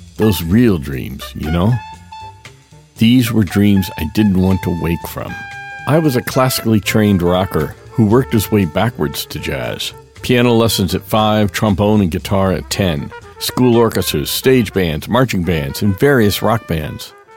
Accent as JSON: {"language": "English", "town": "Daytona Beach", "region": "Florida", "country": "United States", "tie": "born or raised there", "also_born_or_lived": "Boston", "moved": "as an adult", "said": "my hometown of Daytona Beach"}